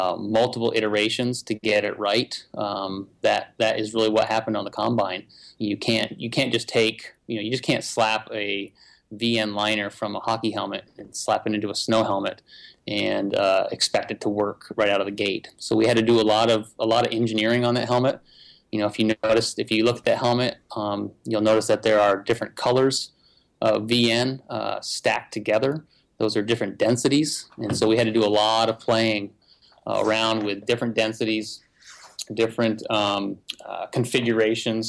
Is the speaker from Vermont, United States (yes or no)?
yes; Vermont, United States; I'm from Vermont